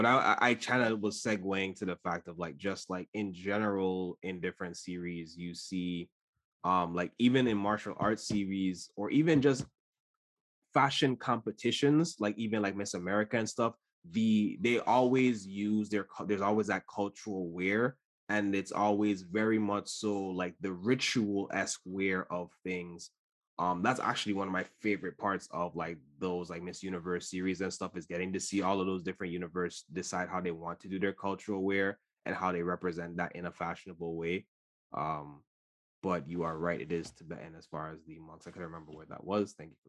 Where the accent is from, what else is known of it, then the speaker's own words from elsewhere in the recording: U.S. Virgin Islands; I grew up in the Caribbean and the Virgin Islands specifically, and so we have, like, our Madras wear